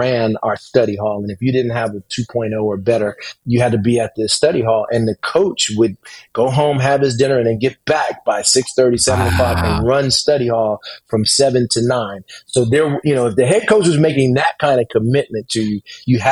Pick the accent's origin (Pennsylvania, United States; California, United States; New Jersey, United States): New Jersey, United States; moved away as an adult; also born or lived in Harrisonburg, Virginia; I'm from Jersey